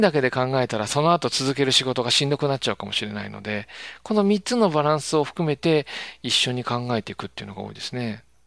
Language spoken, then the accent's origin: Japanese; Kansai, Japan; 関西人なんで